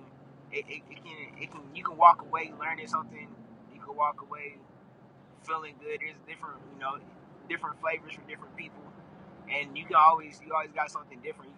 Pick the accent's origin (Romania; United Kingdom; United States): United States; Fayetteville, North Carolina; Fayetteville, North Carolina